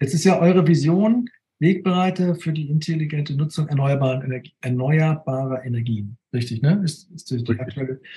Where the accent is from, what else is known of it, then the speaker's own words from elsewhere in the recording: Neumünster, Schleswig-Holstein, Germany; hier bei uns bei den Stadtwerken in Neumünster, da wo ich herkomme